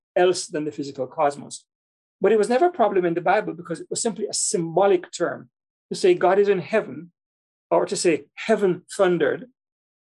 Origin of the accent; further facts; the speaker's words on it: Kingston, Jamaica; I grew up in Jamaica, in Kingston, Jamaica